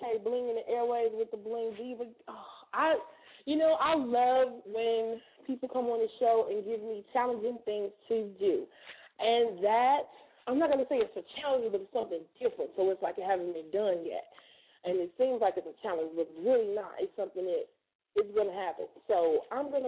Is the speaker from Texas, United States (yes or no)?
no; Chicago, Illinois, United States; now in Atlanta, United States; I'm from Chicago